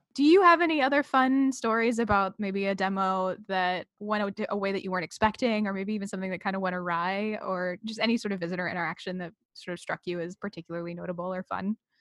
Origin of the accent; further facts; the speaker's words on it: Massachusetts, United States; I'm from Massachusetts